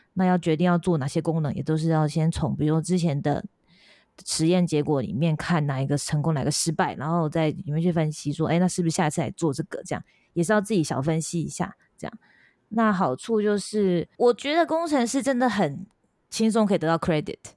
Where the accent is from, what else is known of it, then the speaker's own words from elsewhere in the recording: Changhua County, Taiwan; moved away as an adult; also born or lived in Japan; 可能是有乡下人吧，我是彰化人吧